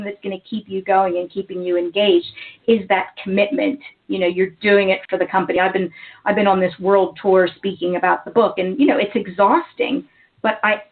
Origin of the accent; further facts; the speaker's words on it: United States; accent: American; moved away as an adult; now in United Kingdom; You can probably tell by my accent that I am American